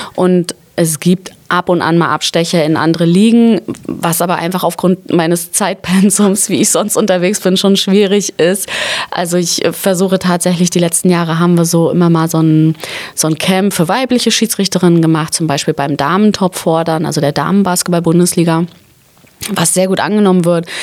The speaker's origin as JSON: {"language": "German", "town": "Schwerin", "region": "Mecklenburg-Vorpommern", "country": "Germany", "tie": "born or raised there", "said": "ich komme ursprünglich aus Mecklenburg-Vorpommern"}